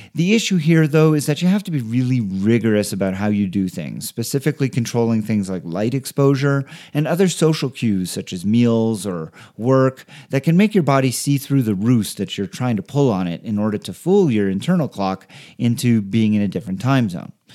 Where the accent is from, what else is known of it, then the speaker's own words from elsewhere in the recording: Canada; now in Denver, United States; I am from Canada